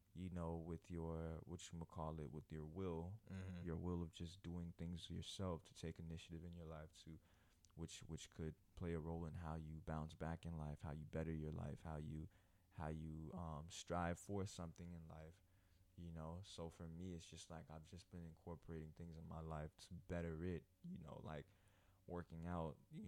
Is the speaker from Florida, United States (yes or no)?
yes; Florida, United States; But I grew up in the hood, so it's just, you know, that's that. But it's just like growing up in Broward, I really was never able to talk like the people in Broward, you know what I'm saying?